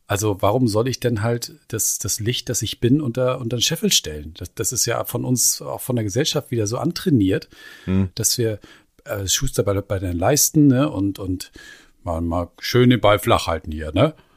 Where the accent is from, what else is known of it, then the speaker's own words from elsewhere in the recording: Schleswig-Holstein, Germany; bei uns in Schleswig-Holstein